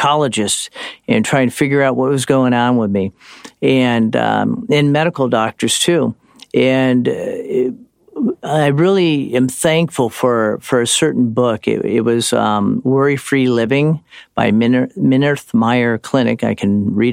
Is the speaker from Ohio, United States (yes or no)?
yes; Cleveland, Ohio, United States; moved away as an adult; also born or lived in California; church growing up in Cleveland